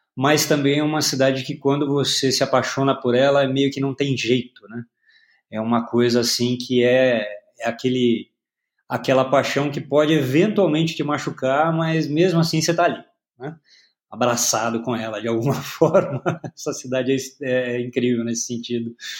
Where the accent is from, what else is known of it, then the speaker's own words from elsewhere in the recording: Paraná, Brazil; now in São Paulo, Brazil; Eu nasci no Paraná.